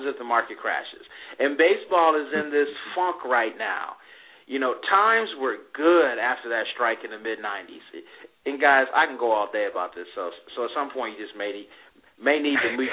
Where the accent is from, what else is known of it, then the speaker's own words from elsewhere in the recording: Kalamazoo, Michigan, United States; we're both from Kalamazoo